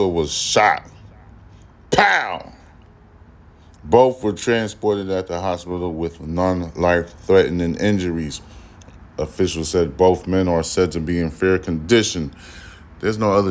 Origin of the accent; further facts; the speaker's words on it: United States; I'm an American. I was born in the United States